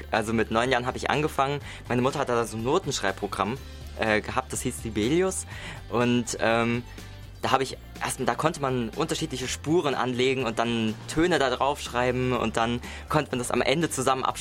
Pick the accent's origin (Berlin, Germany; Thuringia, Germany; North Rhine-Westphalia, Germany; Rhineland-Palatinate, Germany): Rhineland-Palatinate, Germany; Mainz; Ich bin 23 Jahre, ich komme aus Mainz.